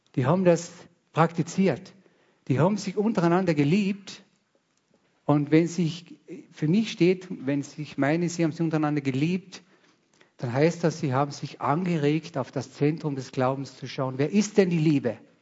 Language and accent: German; Carinthia, Austria; ich bin ein Kärntner